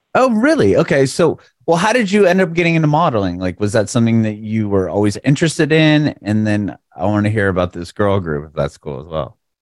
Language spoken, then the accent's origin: English; San Diego, California, United States; now in Tennessee, United States; I'm from San Diego originally, and then I moved to south of Nashville